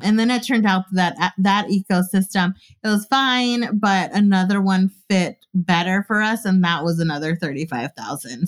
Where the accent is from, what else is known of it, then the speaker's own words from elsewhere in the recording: California, United States; I was from California, too